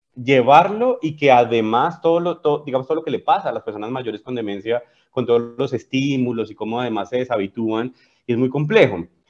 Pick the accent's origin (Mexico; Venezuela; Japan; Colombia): Colombia; moved away as an adult; also born or lived in Spain; now in Chile; yo soy colombiano, como bien lo dices, llevo viviendo en Chile 12 años